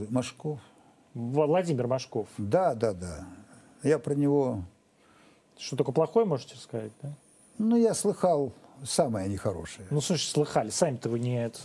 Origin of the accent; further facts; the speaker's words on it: Ukraine; Я украинец, вот такой вот украинец, щирый.